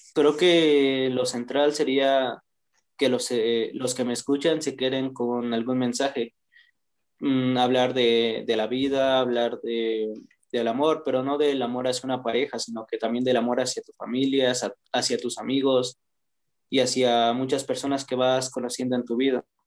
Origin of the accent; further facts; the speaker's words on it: Toluca, State of Mexico, Mexico; soy de Toluca